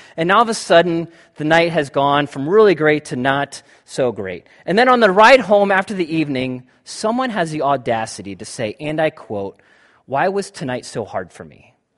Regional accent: United States; I'm an American white male

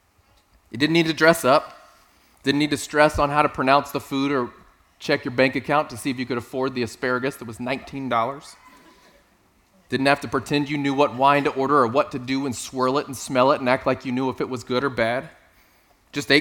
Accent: South Texas, United States; moved away; I grew up in South Texas

